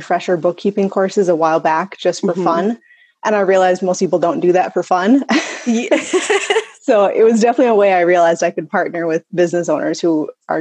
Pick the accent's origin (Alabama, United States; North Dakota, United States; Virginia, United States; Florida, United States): North Dakota, United States; Fargo; I'm from Fargo and grew up here, stuck around here.